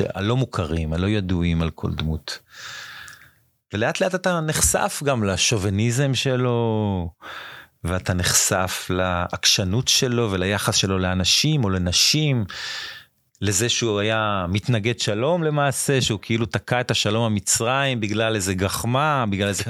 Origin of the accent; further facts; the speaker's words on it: Ashdod, Southern District, Israel; also born or lived in Japan / India; מאשדוד, נולדתי באשדוד